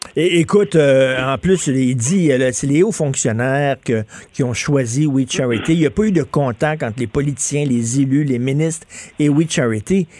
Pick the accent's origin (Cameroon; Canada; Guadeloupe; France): Canada; Montreal, Quebec; je viens de Verdun, je viens d'un milieu euh, très modeste, ouvrier. Mon père travaillait dans une shop